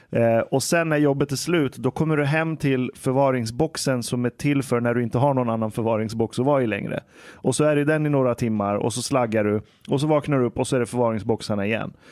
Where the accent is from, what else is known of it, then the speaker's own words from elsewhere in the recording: Iran; okej, okay, jag kommer från Iran.